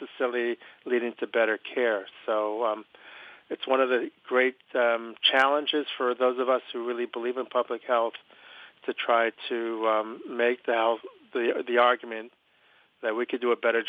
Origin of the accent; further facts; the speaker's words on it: Philadelphia, Pennsylvania, United States; I'm from Philadelphia, Pennsylvania